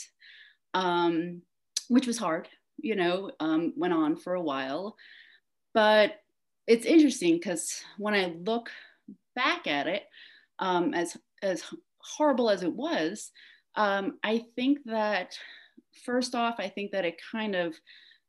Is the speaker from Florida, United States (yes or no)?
no; New York, United States; also born or lived in Queens, New York; now in Asheville, United States; living and growing up in New York